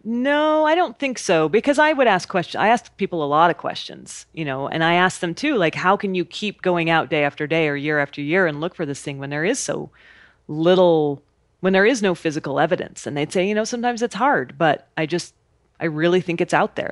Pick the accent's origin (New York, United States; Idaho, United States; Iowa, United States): Idaho, United States; I grew up in Idaho camping and hiking and being outside